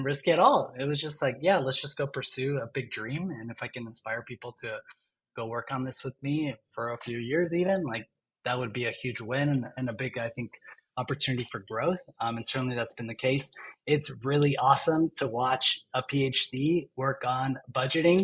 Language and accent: English; Long Beach area, the Bay Area, California, United States; I grew up like in Long Beach area, you know, the Bay Area